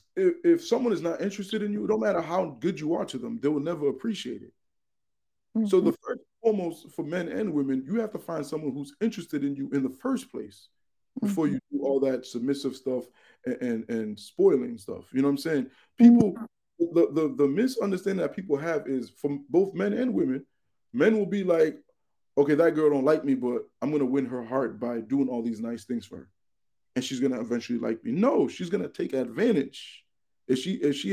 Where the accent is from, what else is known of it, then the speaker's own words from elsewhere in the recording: United States; we're Americans, we're American citizens